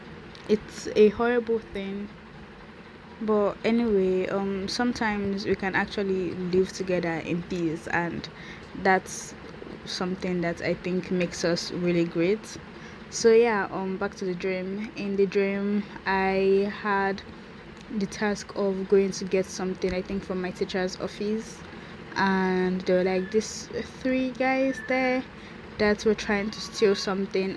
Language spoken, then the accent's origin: English; Nigeria; So I am from Nigeria, and … is an Igbo name.